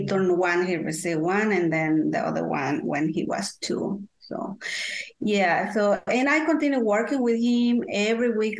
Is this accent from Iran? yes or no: no; Guatemala; English is a second language; moved away as an adult; now in North Carolina, United States; I am from Guatemala, Central America, uh, and I moved to USA when I was, uh, I don't want to say my age. So I will say 20 years ago, I moved to USA